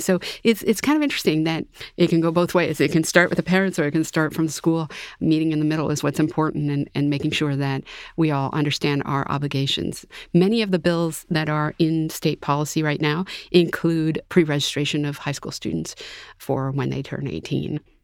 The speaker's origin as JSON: {"language": "English", "region": "Massachusetts", "country": "United States", "said": "I'm from Massachusetts"}